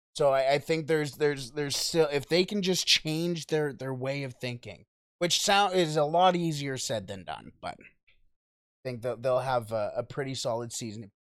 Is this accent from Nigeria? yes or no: no; Canada; we're from Canada